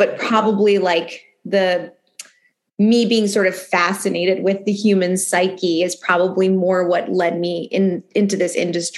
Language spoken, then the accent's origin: English; Philadelphia, Pennsylvania, United States; I grew up in Philadelphia, born and raised in Philly. My parents still live in the house I grew up in.